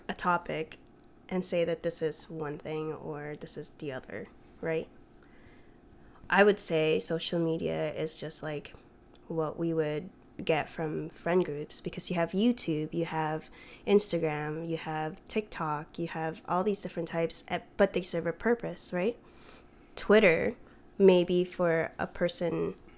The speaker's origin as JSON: {"language": "English", "country": "Philippines", "said": "I'm Filipino"}